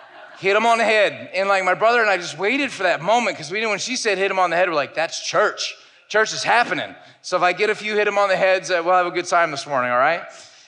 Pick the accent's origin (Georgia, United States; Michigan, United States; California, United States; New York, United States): Michigan, United States; now in Orlando, United States; I'm originally from Michigan. I've been in Orlando for 13 years